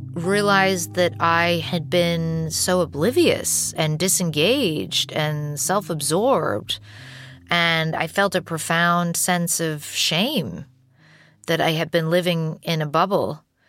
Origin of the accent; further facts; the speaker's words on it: London, United Kingdom; moved away as an adult; now in United States; My mother is American. My father is British. I was born here in London, but I moved to the US when I was 2. And then I moved back to the UK when I was 8. And then I moved back to the US when I was 18.